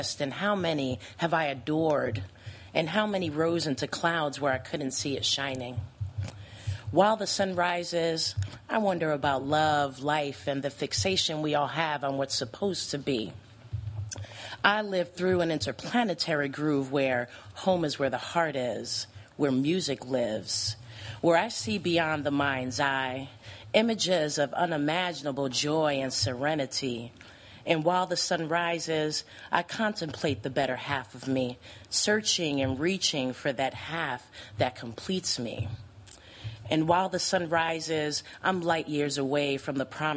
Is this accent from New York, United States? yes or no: no; New Jersey, United States; moved away as an adult; now in Madison, United States; born and raised in New Jersey